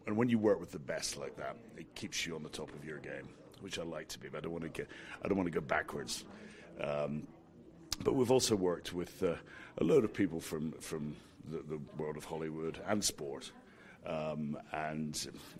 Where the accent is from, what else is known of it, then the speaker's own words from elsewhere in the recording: Scotland, United Kingdom; moved away; I'm Scottish